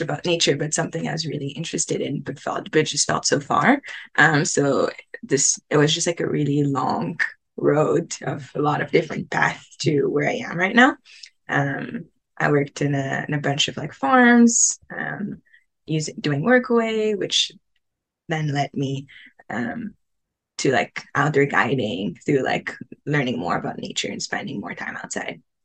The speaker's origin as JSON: {"language": "English", "town": "Montreal", "region": "Quebec", "country": "Canada", "tie": "born or raised there", "also_born_or_lived": "Tunisia", "moved": "yes", "lives_now": "Whitehorse, Canada", "said": "I grew up in Montreal, really like pretty far from like nature"}